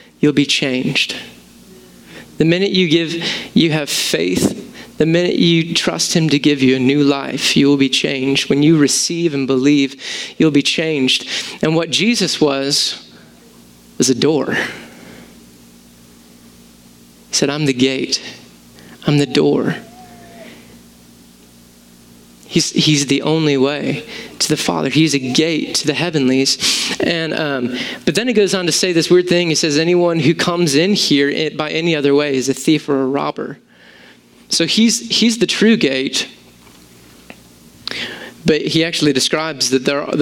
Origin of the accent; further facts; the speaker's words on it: United States; I'm an American with Greek thinking